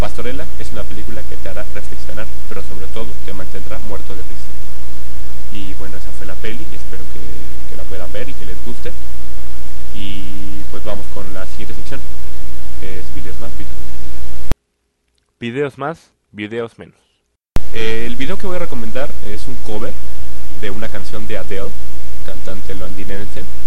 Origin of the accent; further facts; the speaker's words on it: Mexico; Como mexicano